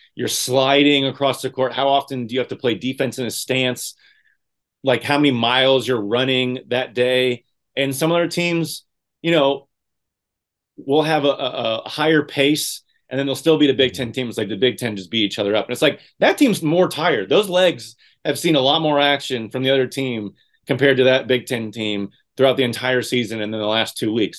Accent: Indiana, United States; growing up in Indiana

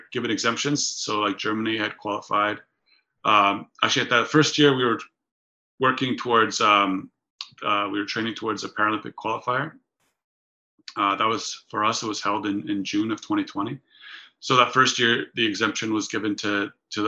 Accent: Canada; also born or lived in Poland; I was born in Poland. My parents decided to immigrate to Canada when I was five

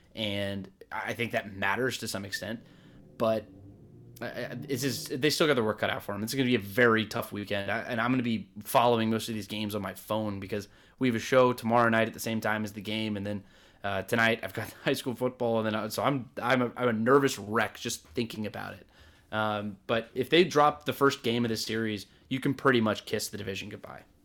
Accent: Atlanta, Georgia, United States; I'm from Atlanta.

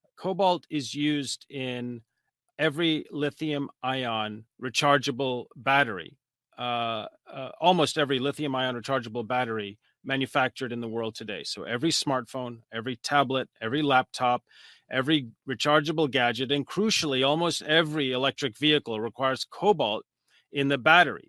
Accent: United States; I'm a researcher from the United States

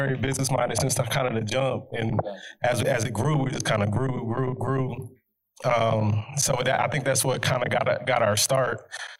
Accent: New York City, New York, United States; moved away as an adult; now in Texas, United States; I came from Brooklyn to go to college, one. Mm-hmm. I grew up in New York.

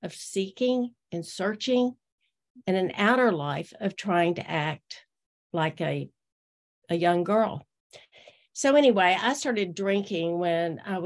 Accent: Austin, Texas, United States; I was born in Austin, Texas in 1951

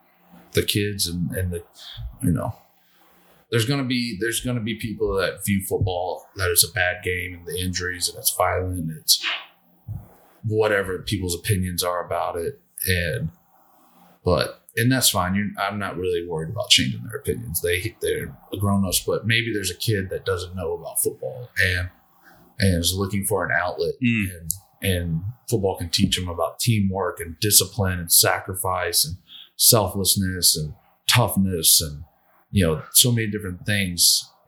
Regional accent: the South, United States; Growing up in the South, you know, we just, you know, there were certain ways we cooked wild game, and that's how it was done.

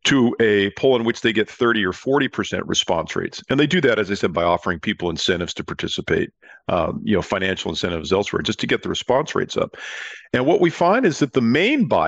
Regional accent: California, United States; I'm from California

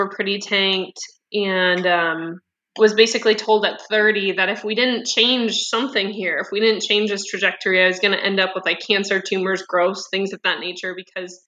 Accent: Midwest, United States; I grew up in the Midwest

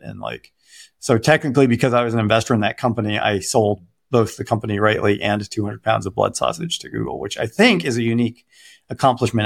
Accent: Detroit, Michigan, United States; I grew up in Detroit

